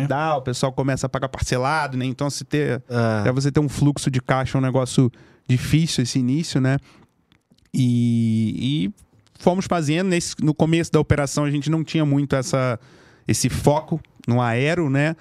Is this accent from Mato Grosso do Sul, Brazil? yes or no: no; Rio de Janeiro, Brazil; moved away as an adult; now in São Paulo, Brazil; lá no Rio, sou carioca